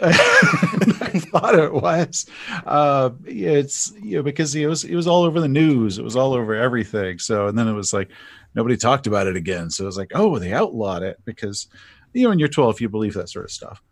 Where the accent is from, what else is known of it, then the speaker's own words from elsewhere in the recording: East Texas, United States; I grew up in East Texas during the Satanic Panic of the eighties